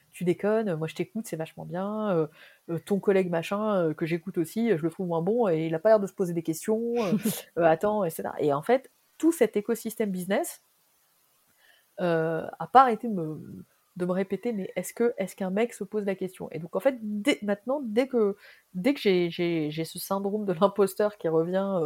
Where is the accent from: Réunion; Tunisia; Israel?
Tunisia; Moi, je venais de Tunisie.